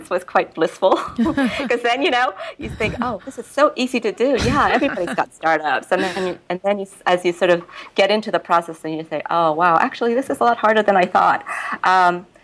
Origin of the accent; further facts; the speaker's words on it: New York, United States; moved away as an adult; also born or lived in Japan / Tokyo / Hong Kong; I was here, also in New York, my hometown essentially